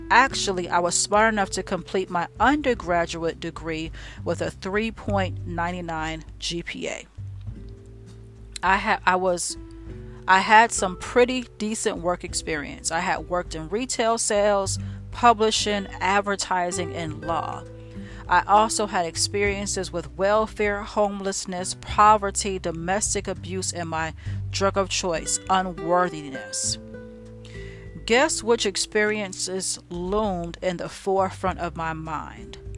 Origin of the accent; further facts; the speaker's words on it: New York City, New York, United States; moved away as an adult; I graduated from college when I was 33, left my hometown of New York, and moved to Pennsylvania to begin what I thought would be the rest of my life.